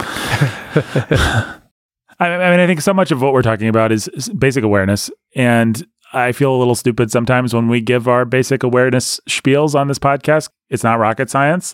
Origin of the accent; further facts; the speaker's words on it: Bloomington, Indiana, United States; I grew up in Bloomington